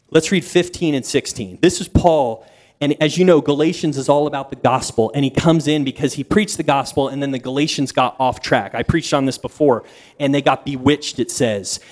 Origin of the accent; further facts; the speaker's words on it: East Coast, United States; moved away; as a kid, see, I grew up on the East Coast